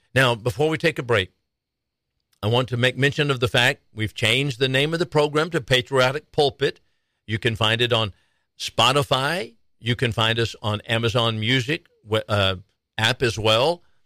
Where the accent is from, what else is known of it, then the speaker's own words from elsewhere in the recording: Arizona, United States; now in Texas, United States; My home state of Arizona, here in Texas, my adopted state